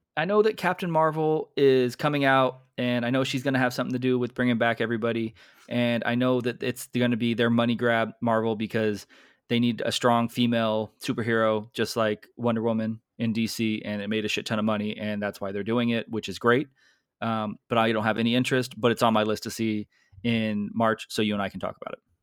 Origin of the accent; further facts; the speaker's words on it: United States; I'm American.